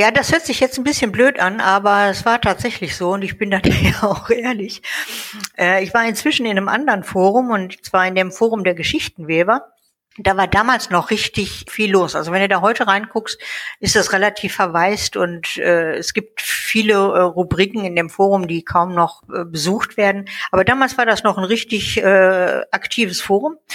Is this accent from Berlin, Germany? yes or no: no; North Rhine-Westphalia, Germany; also born or lived in Munich; now in Baden-Württemberg, Germany; Ja, ja, also ähm … geboren in München, aufgewachsen in NRW und jetzt seit 20 Jahren in Baden-Württemberg wieder.